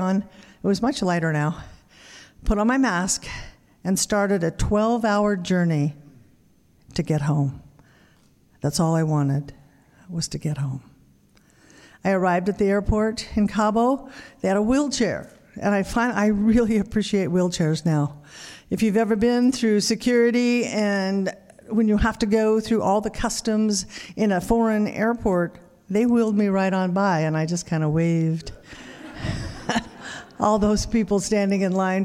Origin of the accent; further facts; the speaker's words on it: Wendell, Idaho, United States; my hometown of Wendell, Idaho